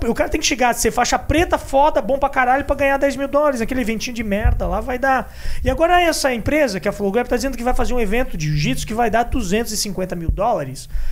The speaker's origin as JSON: {"language": "Portuguese", "country": "Brazil", "said": "a gente aqui, como brasileiro"}